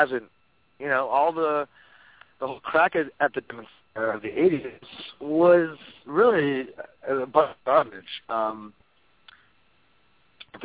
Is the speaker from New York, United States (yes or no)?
yes; New York City, New York, United States; I grew up in New York City